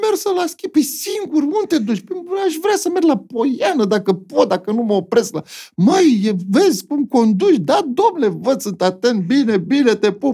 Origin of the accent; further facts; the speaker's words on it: Bucharest, Romania; Eu sunt din București